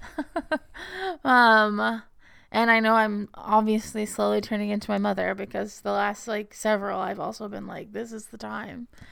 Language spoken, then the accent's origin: English; Texas, United States; when I was growing up in Texas